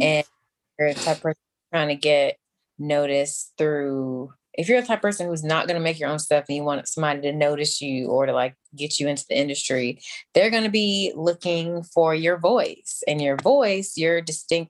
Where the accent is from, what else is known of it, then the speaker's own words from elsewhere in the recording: Florida, United States; now in Los Angeles, United States; I was born and raised in Florida